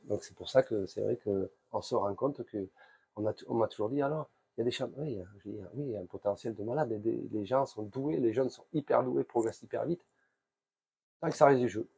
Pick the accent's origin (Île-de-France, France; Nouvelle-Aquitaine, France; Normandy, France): Nouvelle-Aquitaine, France; Basque Country, between Bayonne and Ciboure; moved away as an adult; now in Tahiti, French Polynesia; je suis originaire du Pays Basque, entre Bayonne et Sebor